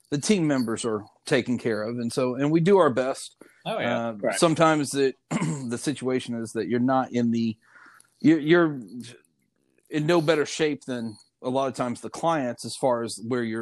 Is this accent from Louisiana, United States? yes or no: yes; Louisiana, United States; I said, "We're from Louisiana."